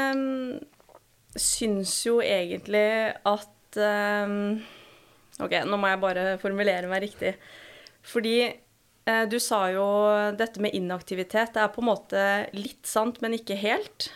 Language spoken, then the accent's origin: Norwegian; Nesodden, Akershus, Norway; moved away as an adult; now in Trondheim, Norway; Født og oppvokst på Nesodden, en liten halvøy utafor Oslo. Flytta hit til Trondheim for ti år siden som 18-åring.